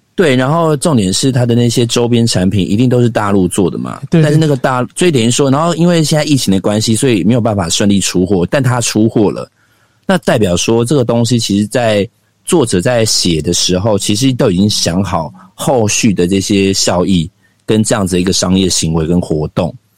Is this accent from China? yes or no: no; Xinzhuang, New Taipei, Taiwan; 我们家靠近新庄棒球场非常的近